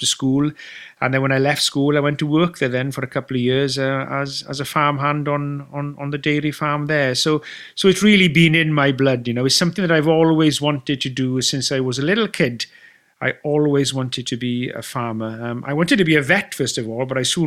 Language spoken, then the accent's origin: English; Wales, United Kingdom; as a Welshman